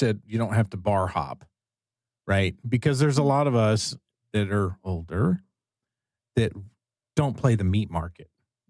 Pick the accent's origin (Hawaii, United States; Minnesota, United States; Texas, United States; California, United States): Texas, United States; Well, I'm not personally. I'm Texan